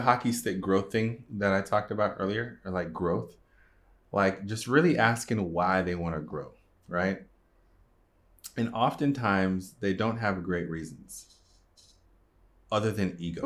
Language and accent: English; Jamaica; I'm Jamaican